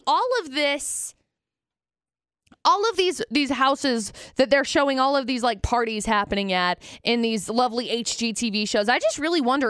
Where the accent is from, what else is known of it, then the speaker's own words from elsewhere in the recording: Utah, United States; Growing up in Utah